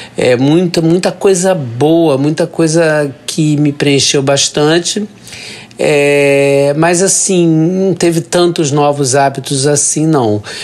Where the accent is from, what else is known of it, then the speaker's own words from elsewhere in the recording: Rio de Janeiro, Brazil; sou carioca, tenho 59 anos